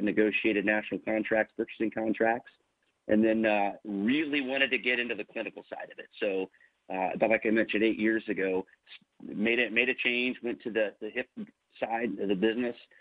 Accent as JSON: {"language": "English", "region": "Northern Indiana", "country": "United States", "tie": "born or raised there", "also_born_or_lived": "Kansas City, Missouri / Warsaw, Indiana", "said": "I grew up in Northern Indiana."}